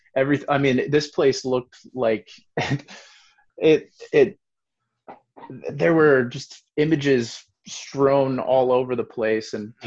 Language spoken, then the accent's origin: English; Iowa, United States; I grew up in the Quad Cities in Iowa, on the mm-hmm. border of Iowa and Illinois